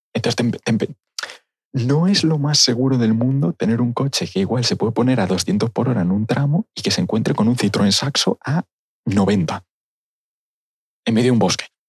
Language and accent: Spanish; Galicia, Spain; Así somos los gallegos